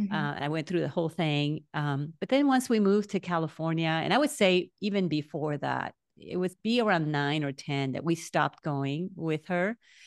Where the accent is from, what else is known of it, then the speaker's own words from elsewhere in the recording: Naranjito, Puerto Rico; Yeah, so I grew up in Naranjito, Puerto Rico.